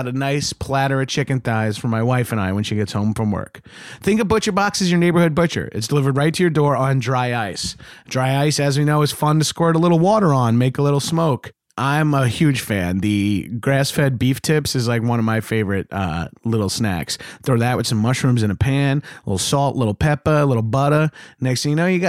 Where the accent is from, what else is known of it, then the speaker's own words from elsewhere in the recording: New York, United States; growing up in New York